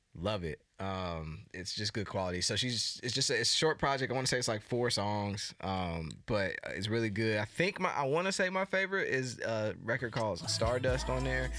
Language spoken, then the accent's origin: English; United States; accent: American; whole American thing going with my accent